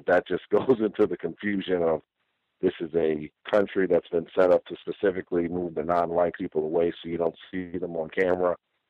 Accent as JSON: {"language": "English", "town": "Brooklyn", "region": "New York", "country": "United States", "tie": "born or raised there", "said": "And I just remember growing up in Brooklyn in the 80s and the 90s"}